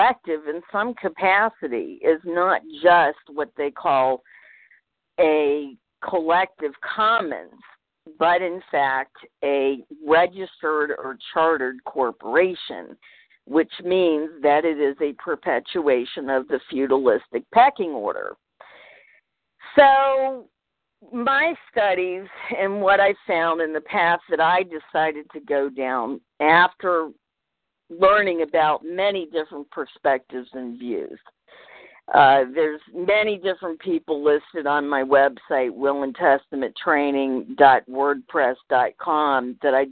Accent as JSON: {"language": "English", "region": "Virginia", "country": "United States", "tie": "born or raised there", "said": "both of my parents are New Englanders, although I was raised in Virginia"}